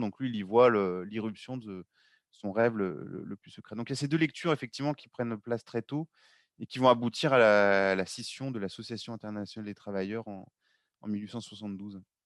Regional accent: Lyon, Auvergne-Rhône-Alpes, France; moi, je suis lyonnais

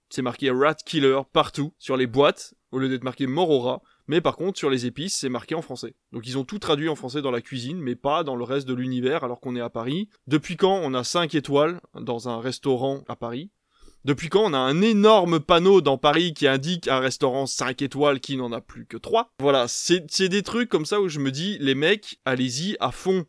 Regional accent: Belgium; now in France; je viens de Belgique parce que en Belgique on est sur des plats

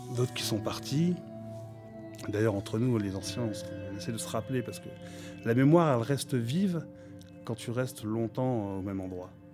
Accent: Algeria; now in Villepinte, France; je suis algérien

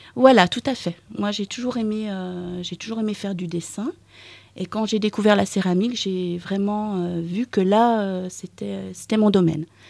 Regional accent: the East, near Dijon, Bourgogne-Franche-Comté, France; moved away as an adult; now in Pont-Scorff, France; je suis née dans l'Est, à côté de Dijon

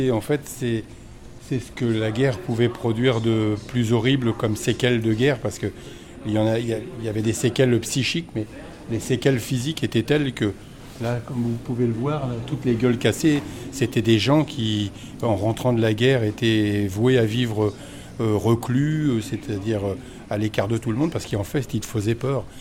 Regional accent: Normandy, France; De Normandie, du département de l'Or exactement.

